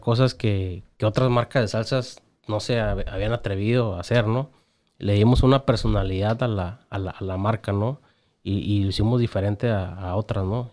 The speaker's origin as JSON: {"language": "Spanish", "town": "Tijuana", "region": "Baja California", "country": "Mexico", "said": "yo soy bien tijuanense y amo mi ciudad"}